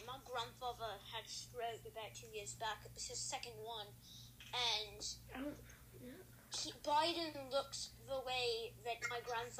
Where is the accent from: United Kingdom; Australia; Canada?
Australia; accent: Australian; now in United States; I mean, I live in the US. I came from Australia. I have the accent.